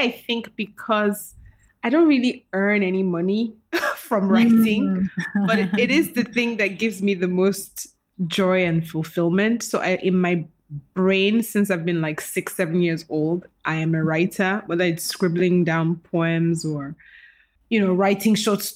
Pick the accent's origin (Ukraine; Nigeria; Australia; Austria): Nigeria; moved away as an adult; also born or lived in Dakar, Senegal / Berlin, Germany / Abuja, Nigeria; now in London, United Kingdom; I guess I am from Nigeria.